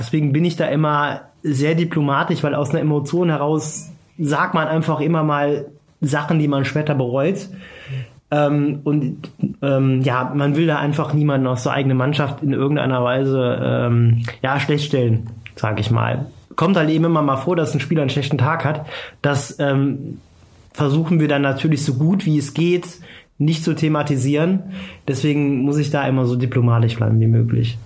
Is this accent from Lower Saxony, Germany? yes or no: no; Trier, Rhineland-Palatinate, Germany; bin äh, gebürtig aus Trier